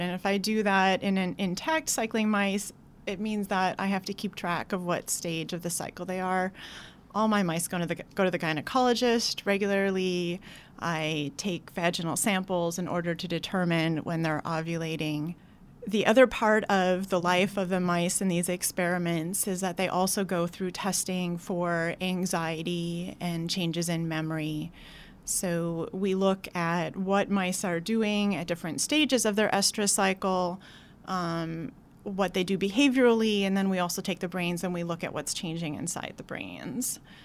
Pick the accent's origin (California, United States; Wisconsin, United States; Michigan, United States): Wisconsin, United States; moved away as an adult; also born or lived in Madison, Wisconsin / Oregon; now in New York, United States; I grew up in a smallish town in Wisconsin